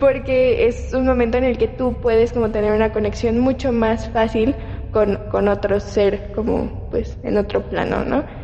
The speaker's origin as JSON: {"language": "Spanish", "region": "Yucatán", "country": "Mexico", "said": "De donde yo soy"}